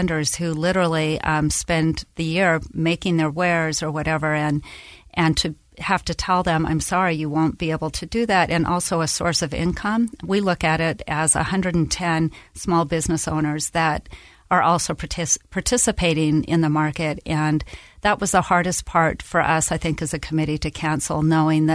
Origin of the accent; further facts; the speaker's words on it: Salt Lake City, Utah, United States; also born or lived in Germany; I grew up in Salt Lake, and my husband and I and our three daughters lived in Germany for 3 years